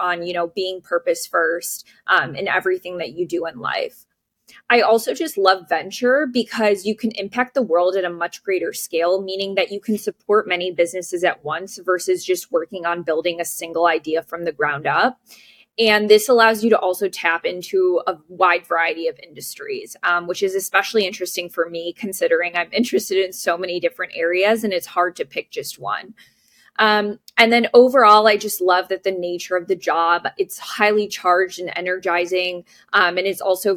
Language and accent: English; Chicago, Illinois, United States; I was born and raised in the Chicagoland area